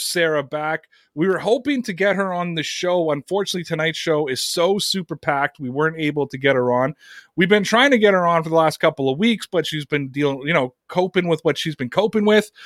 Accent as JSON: {"language": "English", "country": "Canada", "said": "here in my home country of Canada"}